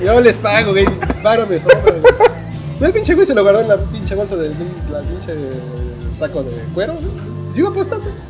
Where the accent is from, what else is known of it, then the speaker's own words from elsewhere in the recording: Mexico; yo vengo de México